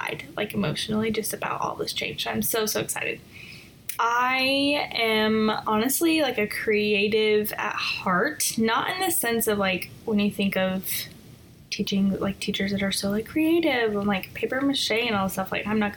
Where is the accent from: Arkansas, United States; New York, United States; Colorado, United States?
Colorado, United States; moved away as an adult; now in Northern Virginia, United States; I am originally from Colorado. I was born and raised there. And I moved to the Northern Virginia area in 2013.